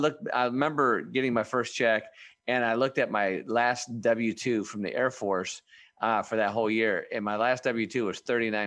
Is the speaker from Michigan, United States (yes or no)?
yes; Michigan, United States; I grew up in Michigan